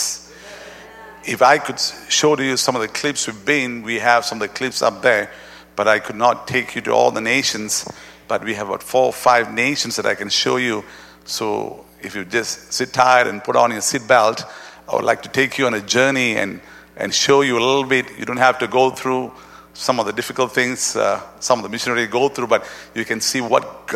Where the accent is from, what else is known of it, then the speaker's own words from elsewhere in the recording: Malaysia; we are from Malaysia